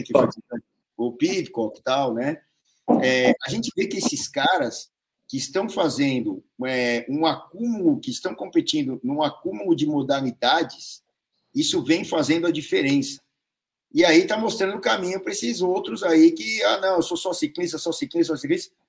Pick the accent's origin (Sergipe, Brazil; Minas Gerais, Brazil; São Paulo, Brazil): São Paulo, Brazil; eu sou aqui de São Paulo